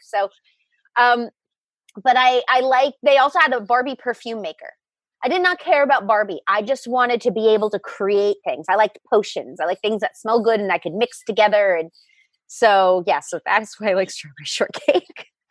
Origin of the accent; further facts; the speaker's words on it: Long Island, New York, United States; moved away; I grew up on Long Island